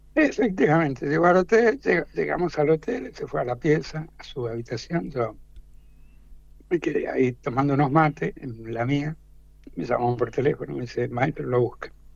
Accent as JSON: {"language": "Spanish", "region": "Mendoza", "country": "Argentina", "moved": "as an adult", "lives_now": "Buenos Aires, Argentina", "said": "yo soy mendocino."}